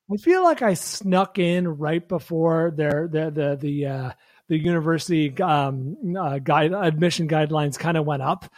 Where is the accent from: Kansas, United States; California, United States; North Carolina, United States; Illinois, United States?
California, United States; San Francisco; now in Los Angeles, United States; my hometown of San Francisco or the Bay Area